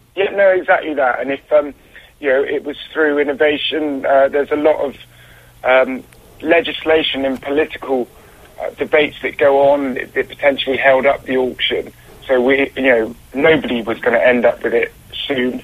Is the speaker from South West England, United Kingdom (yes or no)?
yes; Bristol, South West England, United Kingdom; I'm from Bristol